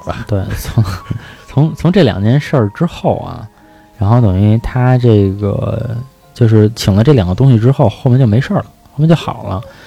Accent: Beijing, China; 因为我们家呢，都是住在这个，小的时候住在北京的鼓楼附近

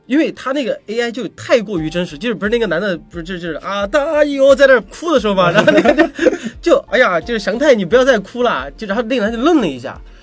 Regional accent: China; 就是我们中国人就不说中国人了，

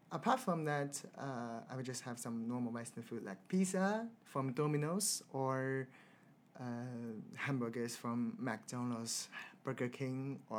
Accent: China; now in London, United Kingdom; So for me, I'm from China, so I like Chinese food

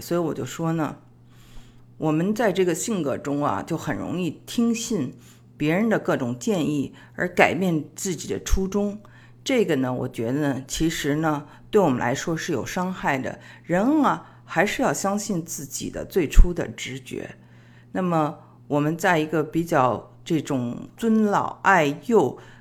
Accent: China; 我们中国人

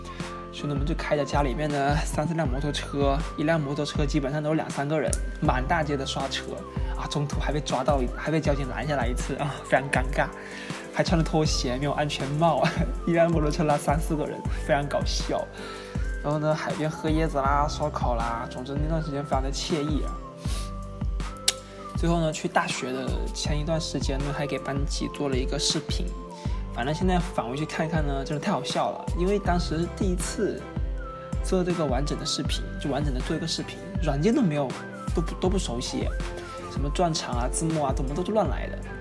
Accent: Hainan, China; accent: Hainan Mandarin; 其实我想跟他们说的是，都是你们这个东北人和北京人把我口音带的四不像。稍说话稍微一不注意呢，就东北味。其实呢，其实我觉得我的海普还挺好看啊，还挺好听的嘛

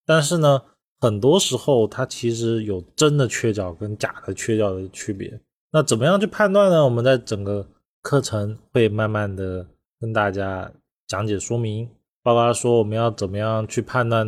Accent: China; 因为我们中国人认为房子一定要讲究的是圆满，不可以缺漏。

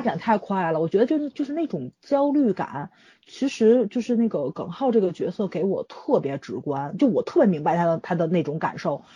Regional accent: China; 我作为一个中国人。

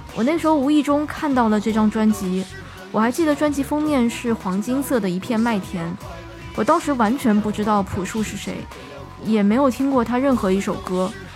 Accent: Shanghai, China; 我小时候是在上海长大的

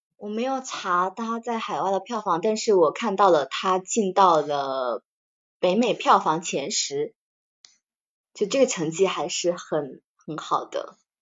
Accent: China; 我感觉作为中国人来说

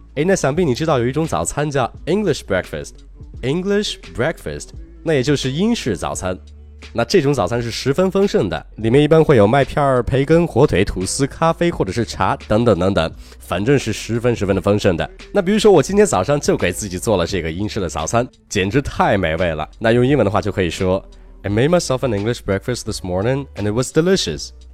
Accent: China; 我们中国人

